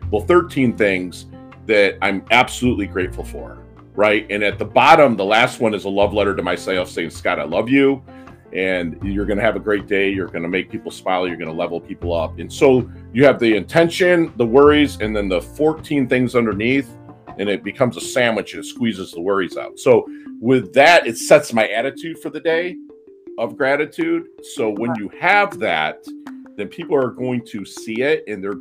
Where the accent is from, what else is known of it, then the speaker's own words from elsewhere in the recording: Philippines; born there; And I was born in 1972 in the Philippine Islands.